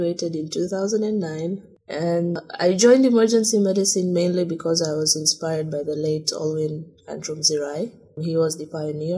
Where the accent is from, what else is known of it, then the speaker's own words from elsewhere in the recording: Dar es Salaam, Tanzania; I was born in Dar es Salaam and raised in Dar es Salaam